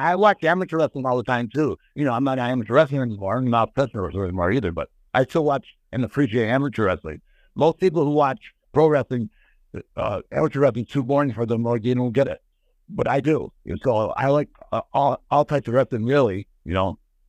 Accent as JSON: {"language": "English", "country": "India", "said": "So we would say I was from India and I was a cowboy, Elephant Boy."}